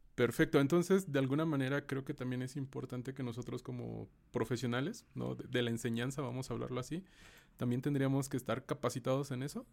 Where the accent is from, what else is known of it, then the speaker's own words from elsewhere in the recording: Mexico; como mexicanos